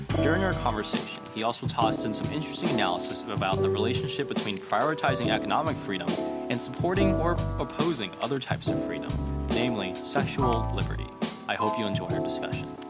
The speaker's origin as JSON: {"language": "English", "region": "California", "country": "United States", "said": "I'm from the People's Republic of California"}